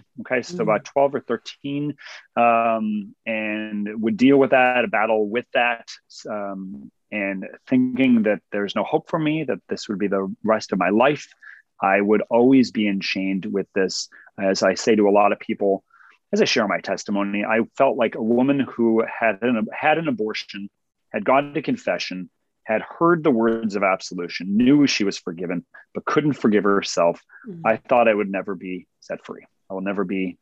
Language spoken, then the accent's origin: English; Cleveland, Ohio, United States; now in Texas, United States; I originally was born and raised in Cleveland, Ohio